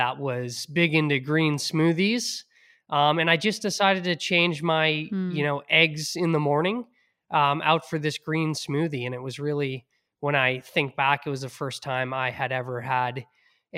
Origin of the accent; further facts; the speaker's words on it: Hingham, Massachusetts, United States; growing up in Hingham, bringing my inhaler to football practice